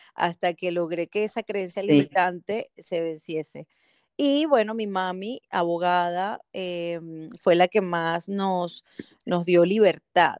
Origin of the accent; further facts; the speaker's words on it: Caracas, Capital District, Venezuela; moved away as an adult; also born or lived in Canary Islands, Spain; now in Belgium; soy venezolana, nací en Venezuela, en Caracas